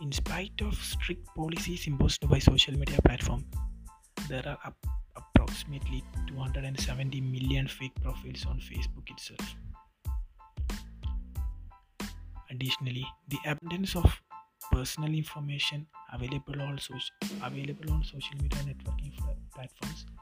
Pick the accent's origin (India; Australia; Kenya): India; Kerala; I am from Kerala